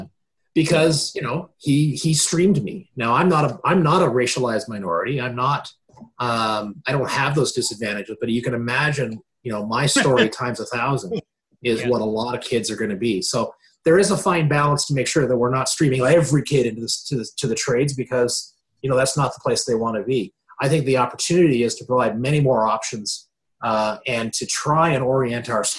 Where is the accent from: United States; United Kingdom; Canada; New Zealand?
Canada; Lincoln, Ontario; my dad was a worker for the town of Lincoln, a public works guy, and the guidance counselor in my hometown knew my dad